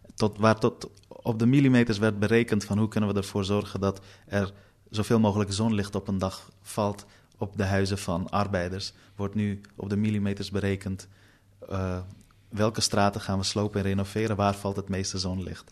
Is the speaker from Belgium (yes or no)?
no; Amsterdam, North Holland, Netherlands; also born or lived in Afghanistan; Noord is de plek waar ik opgroeide